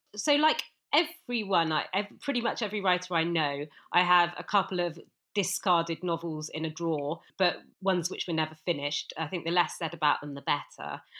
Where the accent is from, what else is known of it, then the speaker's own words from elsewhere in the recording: Bristol, South West England, United Kingdom; I'm actually from Bristol